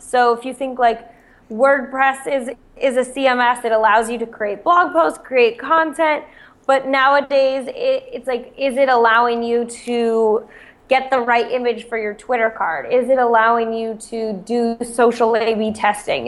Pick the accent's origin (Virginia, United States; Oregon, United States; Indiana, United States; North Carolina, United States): Oregon, United States; Eugene; moved away; also born or lived in Stanford, California; I'm from Eugene, Oregon. So more of a small town, but also a college town.